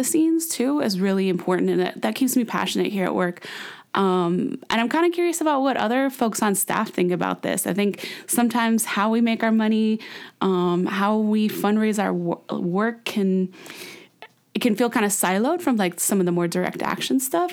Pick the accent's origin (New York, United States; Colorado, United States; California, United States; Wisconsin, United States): California, United States; San Francisco; also born or lived in Sacramento; I'm back here in my hometown, San Francisco